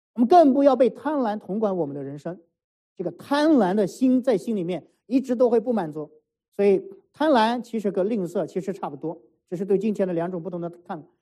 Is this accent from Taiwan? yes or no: no; Shanxi, China; moved away; 我们山西老家